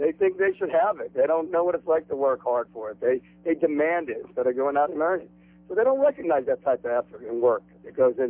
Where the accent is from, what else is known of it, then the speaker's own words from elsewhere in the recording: Pittsburgh, Pennsylvania, United States; now in Miami, United States; I'm from Pittsburgh